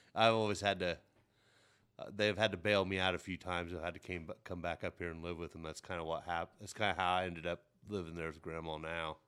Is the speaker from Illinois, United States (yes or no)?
yes; Mount Carmel, Illinois, United States; now in Terre Haute, United States; we all moved down to Mount Carmel, Illinois